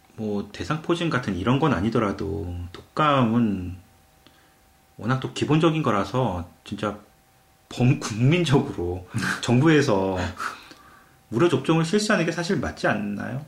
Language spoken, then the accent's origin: Korean; South Korea; now in Canada; 우리는 그냥 한국 사람들끼리